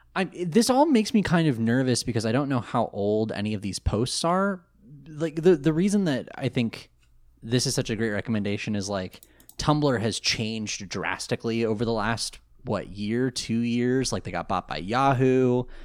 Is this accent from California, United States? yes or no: yes; outside of Sacramento, California, United States; I grew up outside of Sacramento